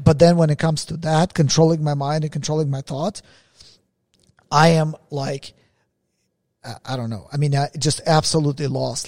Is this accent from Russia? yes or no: yes; Russia; moved away; I was born in Russia